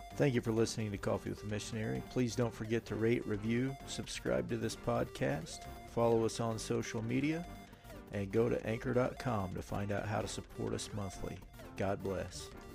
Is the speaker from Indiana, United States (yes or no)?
yes; Indiana, United States; moved away; we get to be here in the state of Indiana with family